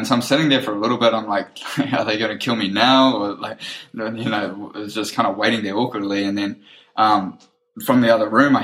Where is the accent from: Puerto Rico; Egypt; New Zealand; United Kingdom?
New Zealand; I'm like, New Zealand.